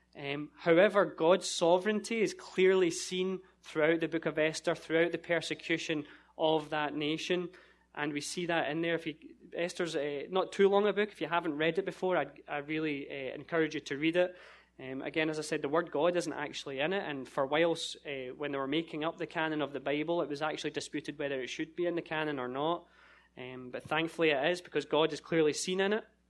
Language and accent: English; Scotland, United Kingdom; moved away as an adult; I'm from Scotland